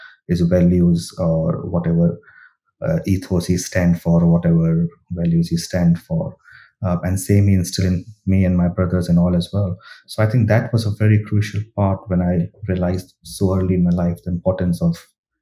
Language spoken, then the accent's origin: English; India; moved away as an adult; So I grew up in India. My early education, my school, university, colleges all come from India.